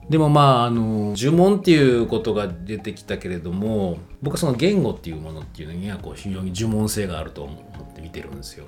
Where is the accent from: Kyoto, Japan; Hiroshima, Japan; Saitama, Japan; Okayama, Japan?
Kyoto, Japan; moved away; 京都にあの自分の地元の京都に帰った